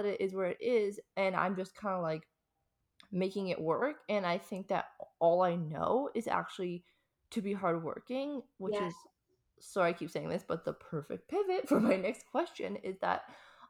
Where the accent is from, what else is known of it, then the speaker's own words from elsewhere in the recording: Canada; moved away as an adult; now in Australia; I'm actually Canadian. So I'm from Canada. Yeah, so I also grew up in Canada